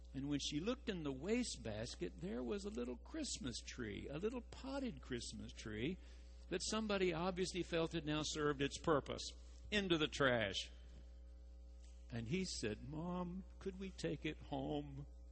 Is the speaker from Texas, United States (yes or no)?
yes; Carthage, Texas, United States; moved away; my hometown got it right. You go to Carthage, they got a loop